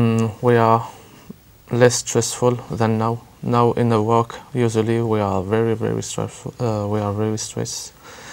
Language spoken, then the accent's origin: English; near Paris, Île-de-France, France; English is a second language; I'm from France, near Paris